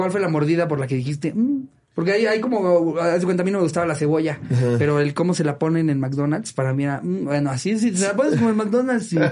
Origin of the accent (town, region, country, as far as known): Mexico